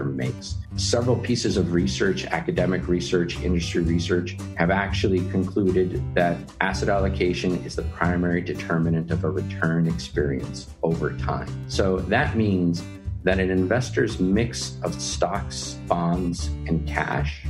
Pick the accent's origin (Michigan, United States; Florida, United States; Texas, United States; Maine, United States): Texas, United States; Texans tend to be really proud of being from Texas, as am I.